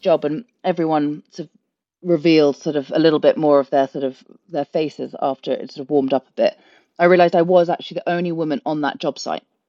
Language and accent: English; London, United Kingdom; moved away as an adult; now in Ireland; born and brought up in London